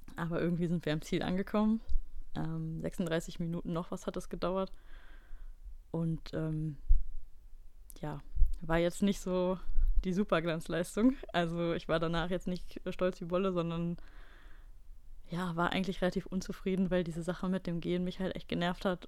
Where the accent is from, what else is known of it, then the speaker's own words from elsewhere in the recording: Ratingen, North Rhine-Westphalia, Germany; moved away; in meinem Heimatdorf in Ratingen